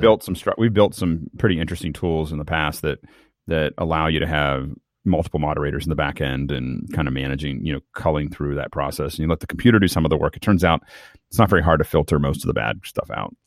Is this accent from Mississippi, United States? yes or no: no; Tucson, Arizona, United States; moved away; I was born in Tucson.